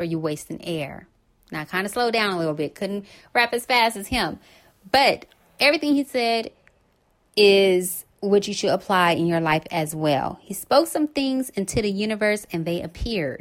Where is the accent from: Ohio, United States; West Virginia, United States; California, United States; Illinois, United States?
California, United States; Los Angeles; right here in my hometown